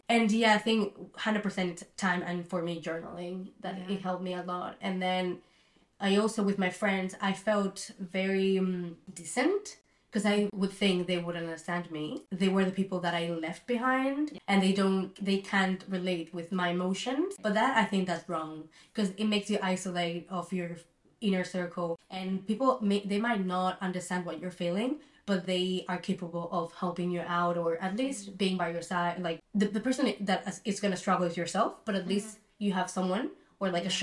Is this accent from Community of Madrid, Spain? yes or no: no; Barcelona, Catalonia, Spain; also born or lived in Melbourne, Australia; I'm from Barcelona